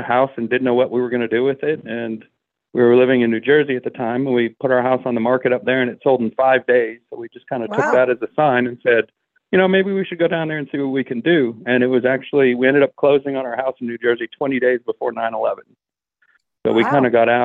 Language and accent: English; Northern Ontario, Canada; also born or lived in New York / Louisiana; now in Natchitoches, United States; I grew up in Northern Ontario in Canada